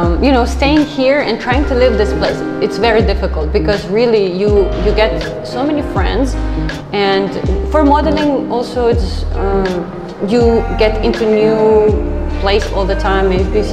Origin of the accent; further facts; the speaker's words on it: Ukraine; moved away as an adult; now in Philippines; I'm from Ukraine.